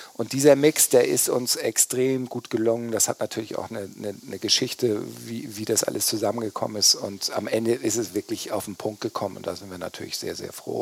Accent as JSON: {"language": "German", "town": "Kiel", "region": "Schleswig-Holstein", "country": "Germany", "tie": "born or raised there", "said": "ich bin tatsächlich in Kiel geboren meine Eltern äh, kommen aus Flensburg"}